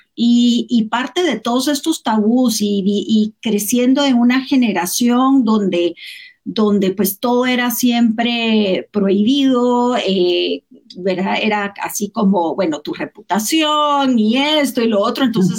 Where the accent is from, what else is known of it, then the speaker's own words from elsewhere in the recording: Guatemala; moved away as an adult; also born or lived in United States; yo nací aquí, me fui, estudié aquí, me fui de Guatemala un tiempo